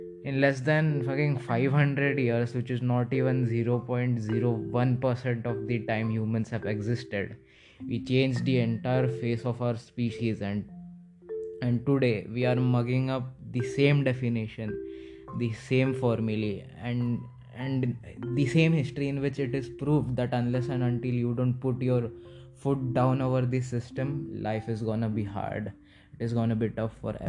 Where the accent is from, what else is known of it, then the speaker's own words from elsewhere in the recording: India; I come from India